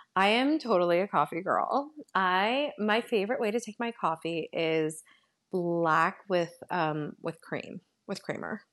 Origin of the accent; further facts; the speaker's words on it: Northern Virginia, United States; also born or lived in San Salvador, El Salvador; I grew up in Northern Virginia